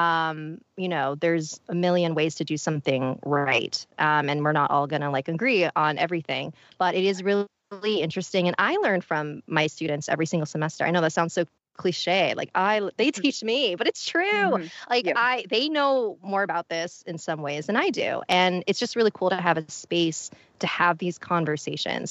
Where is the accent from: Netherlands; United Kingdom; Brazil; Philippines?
Philippines; I'm Filipino